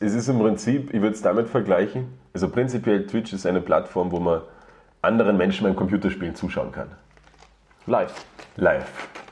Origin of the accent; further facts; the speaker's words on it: Germany; now in Austria; ich komme äh, ursprünglich aus, aus Deutschland und wohne jetzt auch schon sogar 15, nein, 16 Jahre schon in Österreich.